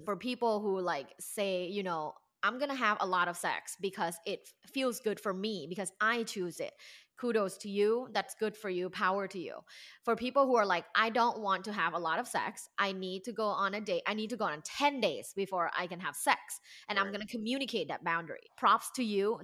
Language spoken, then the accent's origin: English; Thailand; moved away as an adult; now in Los Angeles, United States; I am originally from Thailand.